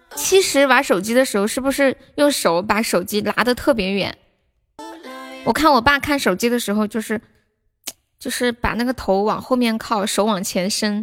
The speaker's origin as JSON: {"language": "Chinese", "region": "Sichuan", "country": "China", "said": "我们四川人真的太喜欢吃猪肉了"}